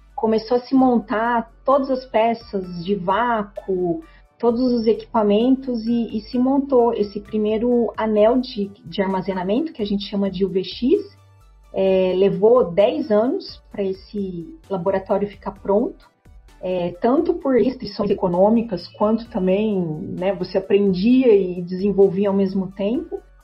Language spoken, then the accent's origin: Portuguese; Brazil; nós como brasileiros